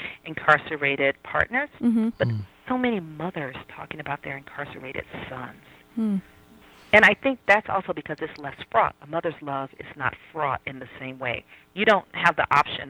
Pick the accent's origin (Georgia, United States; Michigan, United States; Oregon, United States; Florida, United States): Georgia, United States; Atlanta; I grew up in Southwest Atlanta, which is basically an all-black environment